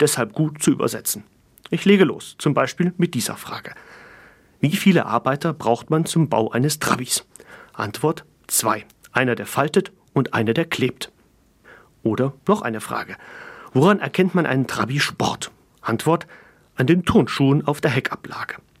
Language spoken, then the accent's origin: German; East Germany, Germany; also born or lived in Fulda; meine Kindheit in der DDR